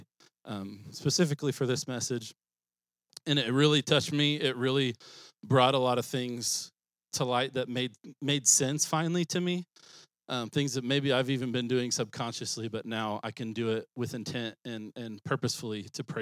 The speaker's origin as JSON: {"language": "English", "town": "Springfield", "region": "Missouri", "country": "United States", "tie": "born or raised there", "said": "So I grew up in Springfield"}